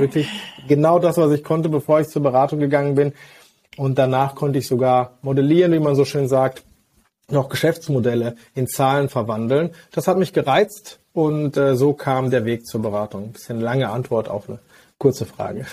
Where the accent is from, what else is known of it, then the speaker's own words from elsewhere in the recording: Hagen, North Rhine-Westphalia, Germany; Ich bin aber überzeugter und gebürtiger Westfale aus Hagen